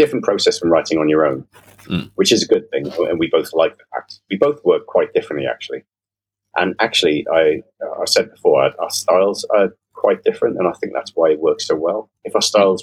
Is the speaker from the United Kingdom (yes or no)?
yes; Devon, South West England, United Kingdom; small village England, which is where I grew up in Devon, causing chaos with my cousin in a little village in Devon.